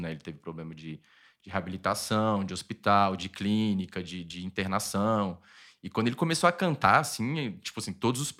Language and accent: Portuguese; Pernambuco, Brazil; que, né, eu cresci ouvindo lá em Pernambuco.